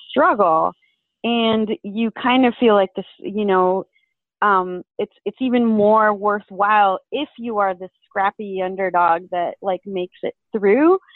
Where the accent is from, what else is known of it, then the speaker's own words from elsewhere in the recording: Venezuela; moved away; I'm originally from Venezuela, so I'm an immigrant